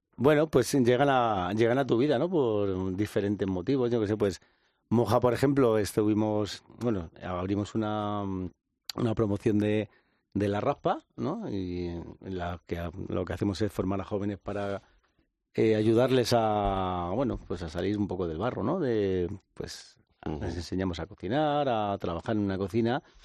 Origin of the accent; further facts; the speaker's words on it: Madrid, Community of Madrid, Spain; soy un joven de Vallecas